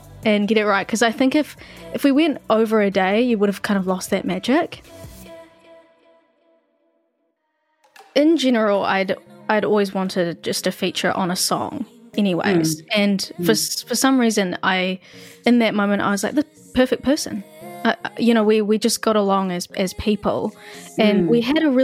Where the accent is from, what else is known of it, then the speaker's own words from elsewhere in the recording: Christchurch, Canterbury, New Zealand; I really enjoyed growing up in Christchurch, and Christchurch as a whole is a lot more of a calm vibe